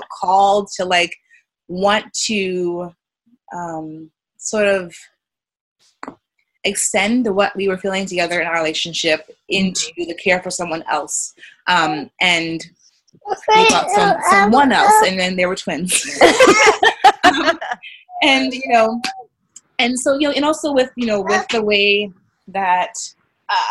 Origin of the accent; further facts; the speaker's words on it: New York City, New York, United States; I grew up in New York City, in Brooklyn